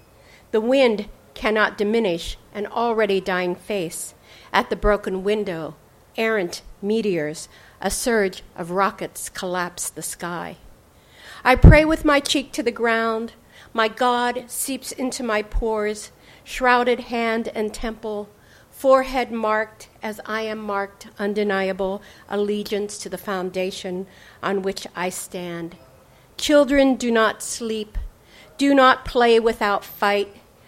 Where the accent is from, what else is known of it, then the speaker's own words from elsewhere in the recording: California, United States; I mean, I'm from California, where they're closing all the branches.